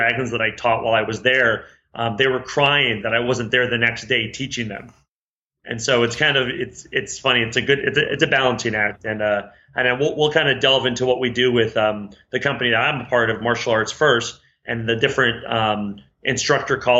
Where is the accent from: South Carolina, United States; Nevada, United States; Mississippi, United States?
Nevada, United States; Reno; moved away; also born or lived in Chandler, Arizona; I was raised in Reno, Nevada